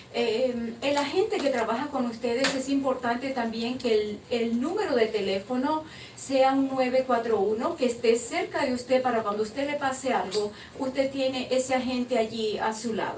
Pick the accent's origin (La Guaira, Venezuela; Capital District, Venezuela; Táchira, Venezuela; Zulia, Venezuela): Zulia, Venezuela; Maracaibo; moved away as an adult; also born or lived in Valencia, Venezuela; now in United States; Yo soy de Maracaibo